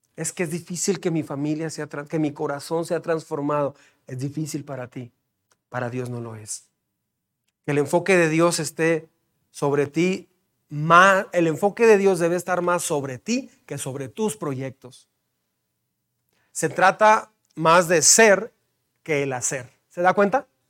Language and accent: Spanish; Mexico; como mexicanos